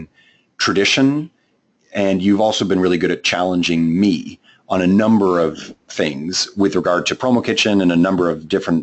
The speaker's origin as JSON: {"language": "English", "country": "Canada", "accent": "Canadian", "said": "my Canadian accent"}